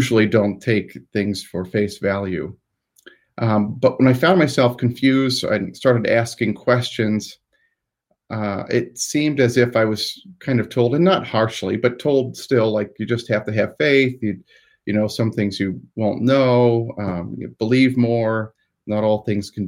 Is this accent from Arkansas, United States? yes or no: no; Newcomerstown, Ohio, United States; So I grew up in Newcomerstown, which is all one word. Like, it sounds like it's not, but it's all one word in Tuscarawas County, Ohio